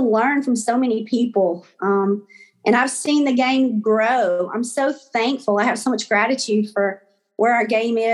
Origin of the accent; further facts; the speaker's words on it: North Louisiana, United States; moved away as an adult; now in Tuscaloosa, United States; growing up in North Louisiana as a little girl, sitting in Memorial Gym